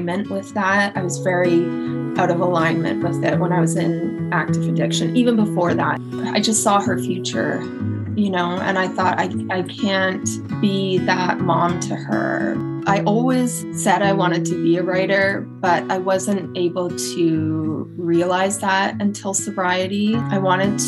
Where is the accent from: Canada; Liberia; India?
Canada; Edmonton, Alberta; moved away as an adult; also born or lived in England / Kelowna / Toronto; now in Pennsylvania, United States; So I am Canadian, born and raised. I grew up on the west side of Canada, very cold place called Edmonton, Alberta.